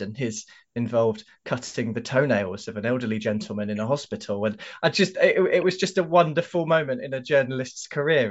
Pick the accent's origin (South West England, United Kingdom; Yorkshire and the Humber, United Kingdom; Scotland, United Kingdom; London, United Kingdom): London, United Kingdom; accent: London; my London accent